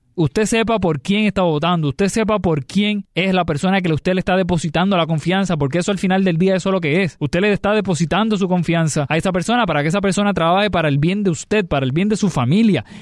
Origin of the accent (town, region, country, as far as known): Puerto Rico